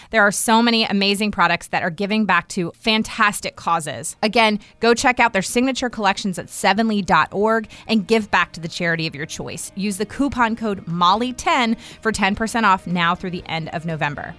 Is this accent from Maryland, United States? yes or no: yes; outside Washington D.C., Maryland, United States; now in North Carolina, United States; I grew up right outside of Washington D.C.